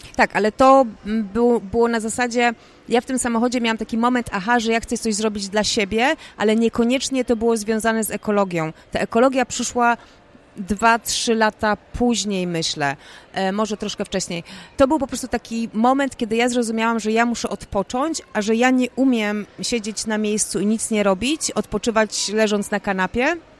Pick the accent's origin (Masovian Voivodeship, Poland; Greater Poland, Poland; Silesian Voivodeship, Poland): Greater Poland, Poland; Poznań; Ja jestem taką typową poznanianką